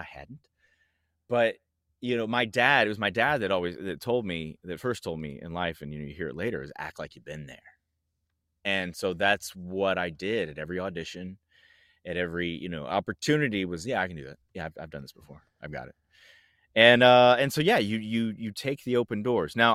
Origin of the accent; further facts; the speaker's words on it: Franklin, Tennessee, United States; also born or lived in Georgia / Hawaii / North Carolina; I grew up predominantly in the South in Franklin, Tennessee, but we moved back there a lot. I moved into that town four times. I lived all over Tennessee. I also lived in Georgia. I lived in Hawaii. I lived in North Carolina.